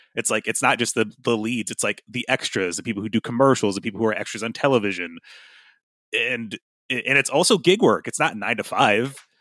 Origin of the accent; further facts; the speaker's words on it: United States; I can really only speak as an American